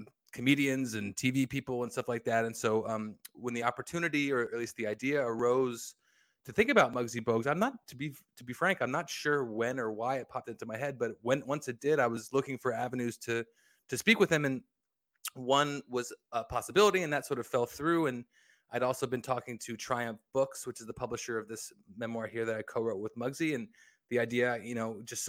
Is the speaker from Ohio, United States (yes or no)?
no; New Jersey, United States; now in Seattle, United States; I grew up in New Jersey. I live in Seattle now